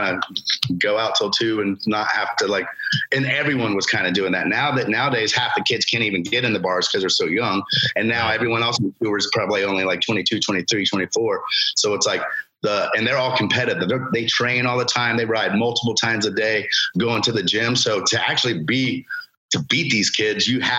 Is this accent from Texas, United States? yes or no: no; Lake Alfred, Florida, United States; I grew up in Lake Alfred in Polk County